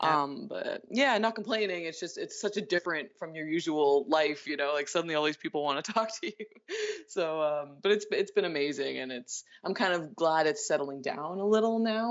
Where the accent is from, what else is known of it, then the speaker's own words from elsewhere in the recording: Canada; I'm Canadian